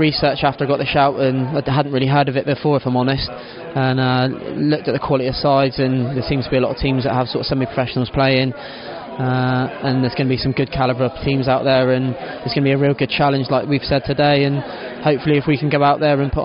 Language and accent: English; Cornwall, South West England, United Kingdom; I'm a Cornish boy